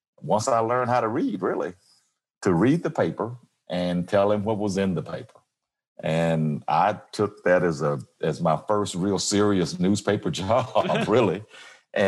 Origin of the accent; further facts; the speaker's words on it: Como, Mississippi, United States; moved away as an adult; also born or lived in Jackson, Mississippi / Detroit; now in Memphis, United States; I grew up in Mississippi on a farm, small town, Como, Mississippi.